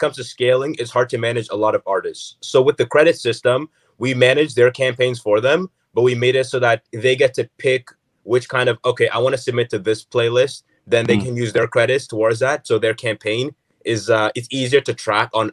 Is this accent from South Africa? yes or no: no; Canada; we're Canadian, and we go to the States to see family, go to the New York, but it's not like we live in the States